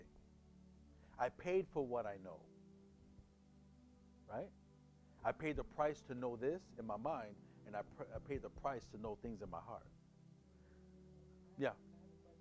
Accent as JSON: {"language": "English", "town": "New York City", "region": "New York", "country": "United States", "moved": "yes", "said": "I'm from Brooklyn"}